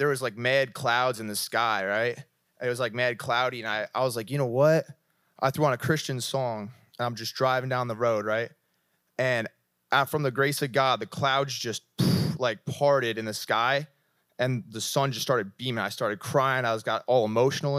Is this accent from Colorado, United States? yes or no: no; New Jersey, United States; moved away as an adult; now in California, United States; I'm from Jersey